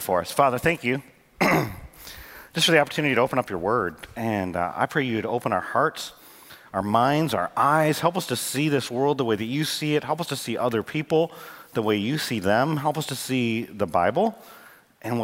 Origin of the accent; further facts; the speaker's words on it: Michigan, United States; now in North Carolina, United States; I grew up in Michigan